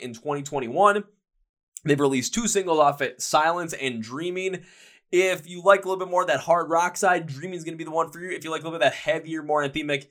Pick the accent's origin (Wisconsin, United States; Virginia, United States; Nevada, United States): Wisconsin, United States; Milwaukee; I am from Milwaukee and that's where I'm shooting this episode from right now? Like, I was born in Milwaukee. I live there